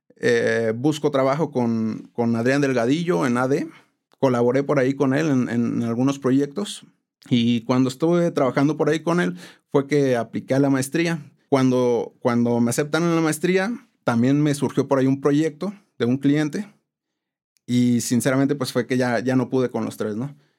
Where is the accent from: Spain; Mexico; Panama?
Mexico; Morelia, Michoacán; also born or lived in Tampico, Tamaulipas; nací en la ciudad de Tampico, Tamaulipas, pero, pero ya me considero michoacano, ¿no? Tengo aquí más de 25 años